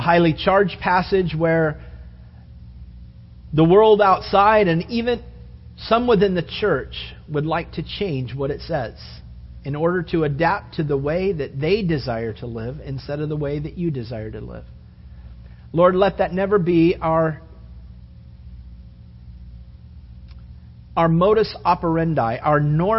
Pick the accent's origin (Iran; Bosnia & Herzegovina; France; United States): United States